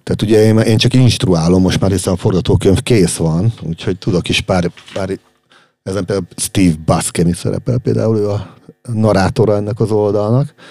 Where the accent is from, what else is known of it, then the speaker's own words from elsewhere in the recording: Hungary; magyarok vagyunk